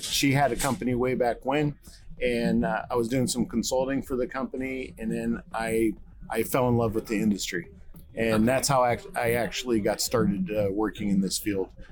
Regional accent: East Coast, United States; now in Texas, United States; I'm from the East Coast, so things are a little bit done differently here in Texas

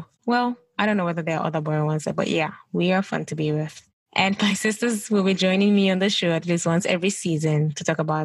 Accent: Gambia; moved away as an adult; also born or lived in Ghana / United Kingdom; now in United States; I am originally from Ghana, but grew up in the Gambia or West Africa

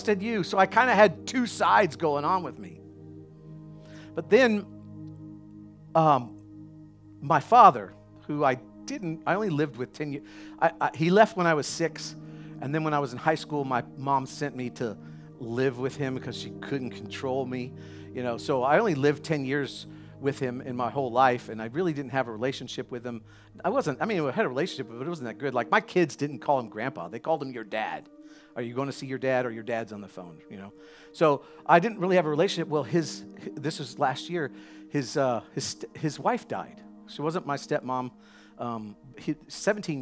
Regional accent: the South, United States; I'm from the South

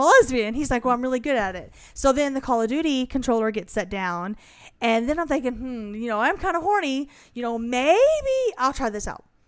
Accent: Iowa, United States; I was born in Iowa

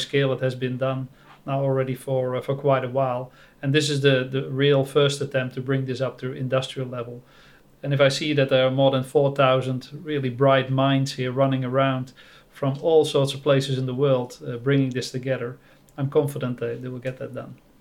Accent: Netherlands; now in Thailand; I'm from the Netherlands, but I live in Thailand.

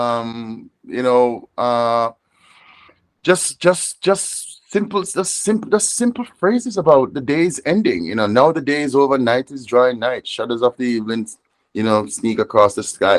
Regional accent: Moorland Hill, Westmoreland, Jamaica; also born or lived in Savanna-la-Mar, Jamaica; now in Rhode Island, United States; grew up and grew up in a small mountain village called Moorland Hill

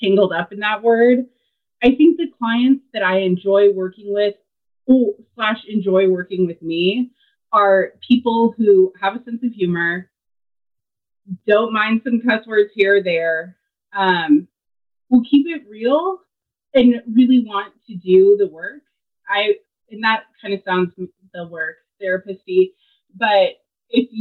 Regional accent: Seattle, Washington, United States; moved away; also born or lived in Tennessee; I am originally from the Seattle area

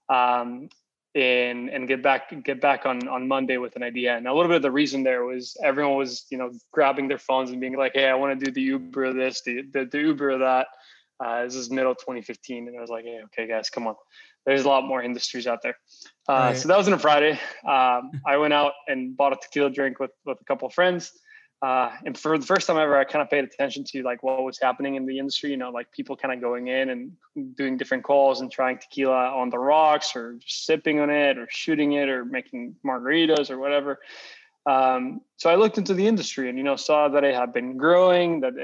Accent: Costa Rica; first language Spanish; English is a second language; moved away as an adult; now in Los Angeles, United States; So I'm originally from Costa Rica. I was born and raised over there. I lived there till I was 18, and then I got a scholarship to come to school here in the U.S.

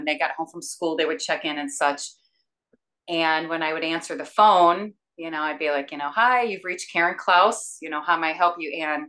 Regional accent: South Bend, Indiana, United States; also born or lived in Valparaiso, Indiana; I was born in South Bend, Indiana, and I currently reside in Valparaiso. So I am Indiana, born and bred, that's for sure.

